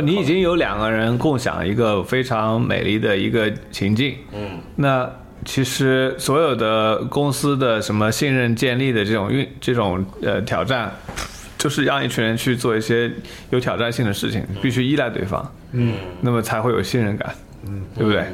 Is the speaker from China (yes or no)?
yes; China; moved away; 我是个中国人